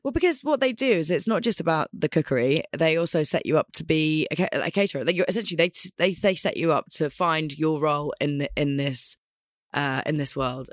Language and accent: English; Scotland, United Kingdom; also born or lived in London; I was born in London. Yeah. Uh, within about two weeks, I was up in Scotland, which was actually where I'm from. I'm actually a Scot.